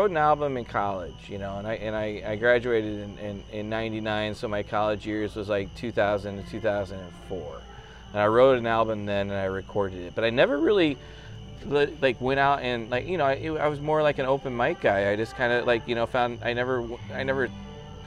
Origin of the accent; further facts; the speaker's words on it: Central Illinois, United States; moved away as an adult; now in Evansville, United States; I'm from Central Illinois. It's where I was born and raised